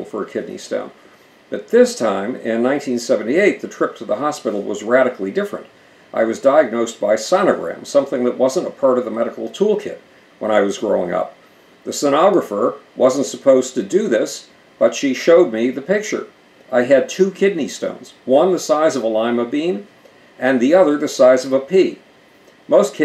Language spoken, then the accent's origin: English; Buffalo, New York, United States; moved away as an adult; also born or lived in New Brunswick, New Jersey; Buffalo, New York, my hometown